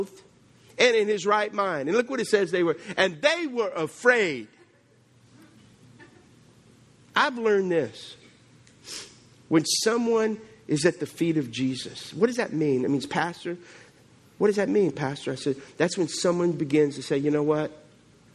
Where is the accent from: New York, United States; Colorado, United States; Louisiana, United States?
Louisiana, United States; South; I'm from South Louisiana